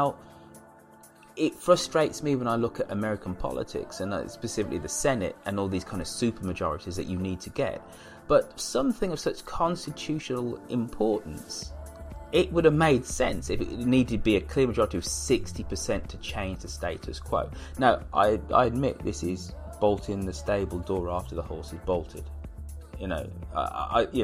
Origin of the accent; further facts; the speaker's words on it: Birmingham, West Midlands, United Kingdom; my hometown Birmingham actually isn't